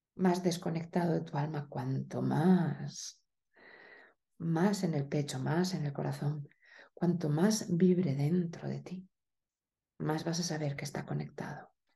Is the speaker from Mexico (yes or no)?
no; Spain; moved away; also born or lived in Italy; en España hablamos como de una manera muy directa, pero también muy agresiva